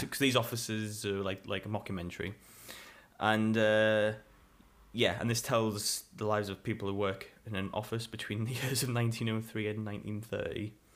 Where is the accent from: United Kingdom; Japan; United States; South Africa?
United Kingdom